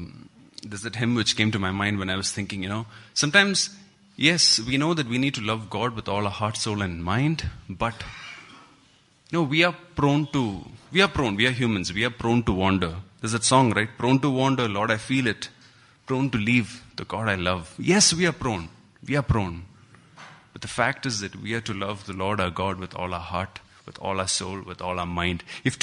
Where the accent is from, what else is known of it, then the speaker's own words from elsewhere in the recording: Kuwait; Christy is John's brother, and we grew up together in Kuwait.